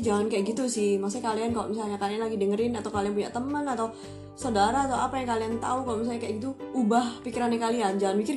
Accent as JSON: {"language": "Indonesian", "country": "Indonesia", "said": "kalau kita orang Indo kan biar semangat biar seger"}